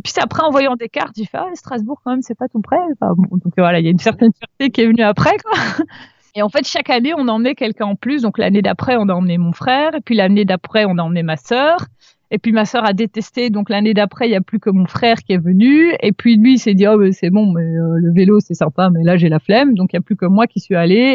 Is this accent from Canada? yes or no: no; Brussels, Brussels-Capital Region, Belgium; en tant que bruxelloise